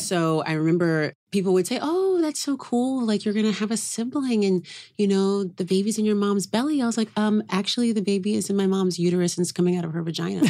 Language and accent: English; Oakland, California, United States; now in New York, United States; I grew up in Oakland